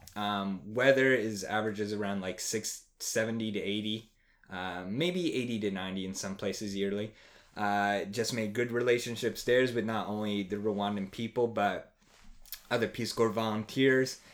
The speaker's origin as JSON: {"language": "English", "area": "outside Trenton", "region": "New Jersey", "country": "United States", "tie": "born or raised there", "also_born_or_lived": "Pittsburgh / Baltimore", "moved": "as an adult", "said": "I am from New Jersey originally, um, little outside the capital of Trenton. So, I grew up there, spent eighteen years of my life there"}